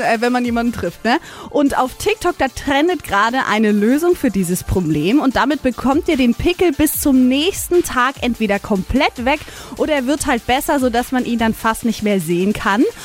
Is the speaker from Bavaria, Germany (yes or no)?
yes; Neumarkt in der Oberpfalz, Bavaria, Germany; moved away; Ich komme ja ursprünglich aus Neumarkt.